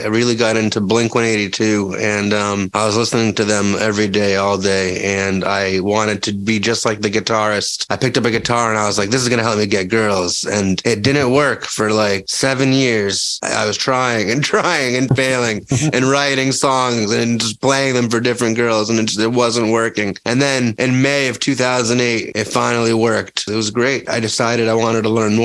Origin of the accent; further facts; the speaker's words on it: Leominster, Massachusetts, United States; because I'm from Leominster